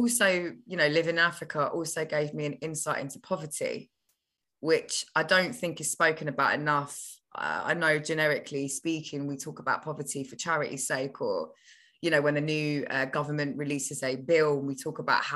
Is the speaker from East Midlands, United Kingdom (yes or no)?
no; London, United Kingdom; also born or lived in Kenya / Carshalton; I was born in England when my parents both migrated here. Then they met each other in England, even though they're both from Kenya, and the families got them married. So I started my life in England, in Battersea, South London.